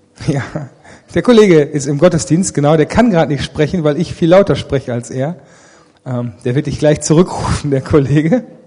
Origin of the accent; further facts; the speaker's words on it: Ennepetal, North Rhine-Westphalia, Germany; Ich bin aufgewachsen nicht in Remscheid, sondern in Rüggeberg